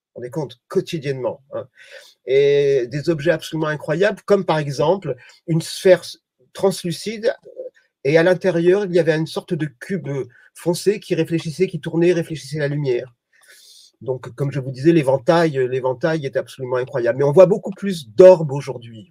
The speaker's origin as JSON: {"language": "French", "region": "Provence-Alpes-Côte d'Azur", "country": "France", "said": "je suis provençal"}